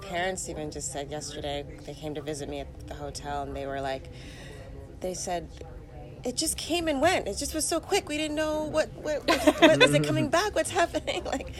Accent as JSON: {"language": "English", "country": "Canada", "said": "especially being Canadian."}